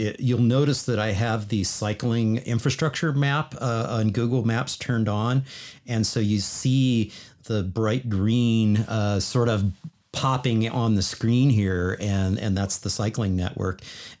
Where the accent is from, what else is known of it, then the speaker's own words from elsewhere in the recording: Boulder, Colorado, United States; I consider Boulder my hometown, even though I don't live there anymore.